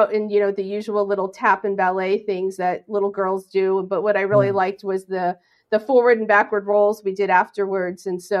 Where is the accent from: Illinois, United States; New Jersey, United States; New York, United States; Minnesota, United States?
New Jersey, United States; moved away as an adult; I grew up in New Jersey.